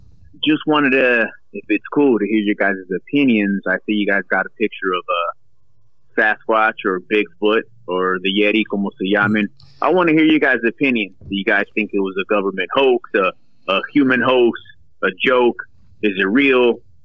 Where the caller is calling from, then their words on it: San Diego, California, United States; calling from San Diego.